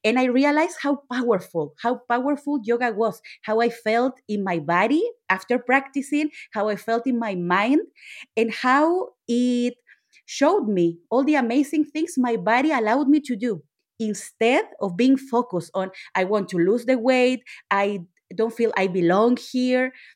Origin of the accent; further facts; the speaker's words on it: Chile; I'm Latina. I'm from Chile.